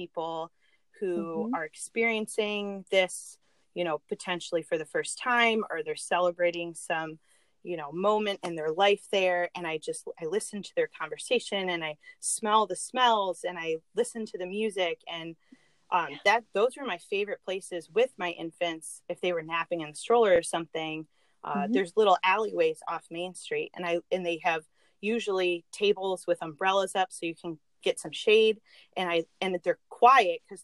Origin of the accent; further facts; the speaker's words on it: Michigan, United States; I'm actually from Michigan. I've lived in Michigan my whole life.